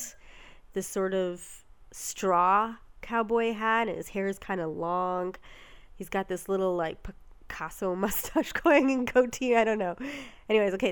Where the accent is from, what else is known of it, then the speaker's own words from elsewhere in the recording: Canada; we're from Canada